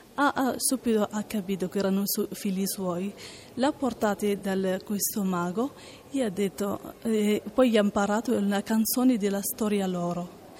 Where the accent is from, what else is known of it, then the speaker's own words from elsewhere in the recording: Morocco; now in Italy; vengo dal Marocco